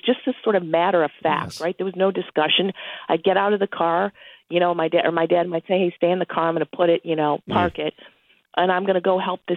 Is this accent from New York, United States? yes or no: yes; Buffalo, New York, United States; moved away as an adult; also born or lived in Washington, D.C. / St. Louis, Missouri; now in Missouri, United States; I was born in Buffalo, New York, and I'm proud of it.